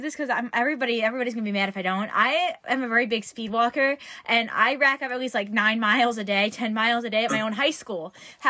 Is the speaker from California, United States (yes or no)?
no; New York, United States; I'm from New York.